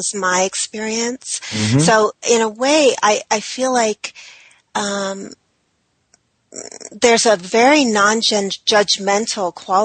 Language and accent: English; New England, United States; I was raised in New England